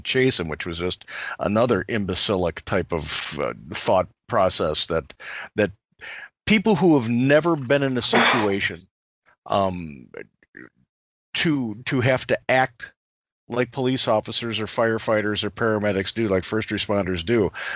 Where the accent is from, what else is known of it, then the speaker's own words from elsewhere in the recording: Chicago, Illinois, United States; I was born and raised in Chicago